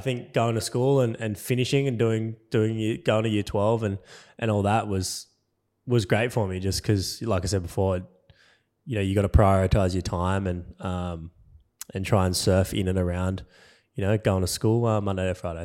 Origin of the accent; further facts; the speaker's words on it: Cronulla, New South Wales, Australia; I grew up in Cronulla, which is like yeah, thirty minutes south of Sydney City